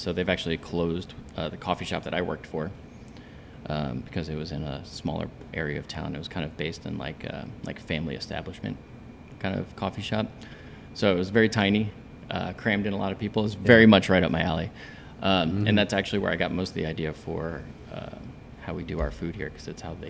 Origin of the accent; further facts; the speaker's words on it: Richmond, Virginia, United States; moved away as an adult; now in Atlanta, United States; I am here because I grew up in Richmond, Virginia. And where Richmond is now, it was not 18 years ago.